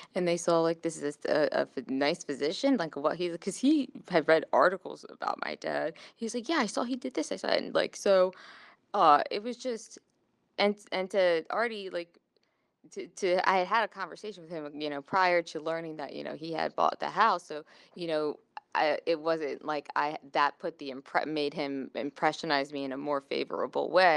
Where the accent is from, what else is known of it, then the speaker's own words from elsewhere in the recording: Pikesville, Maryland, United States; moved away; I grew up in Pikesville